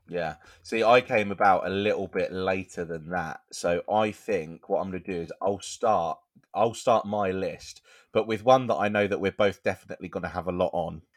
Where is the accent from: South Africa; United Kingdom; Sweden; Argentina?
United Kingdom; we're British